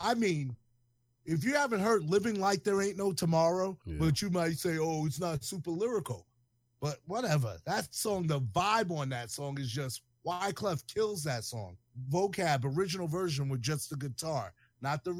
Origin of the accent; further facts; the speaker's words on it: New York City, New York, United States; Being from Staten Island